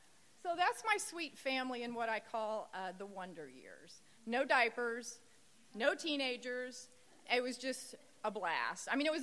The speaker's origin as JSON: {"language": "English", "region": "Indiana", "country": "United States", "tie": "born or raised there", "lives_now": "California, United States", "said": "moving from California to Indiana. That was my home state. My family was there."}